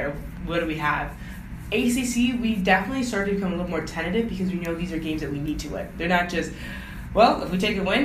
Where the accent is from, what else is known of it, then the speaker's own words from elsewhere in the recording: Rochester, New York, United States; I'm from Rochester, so it's pretty much home here.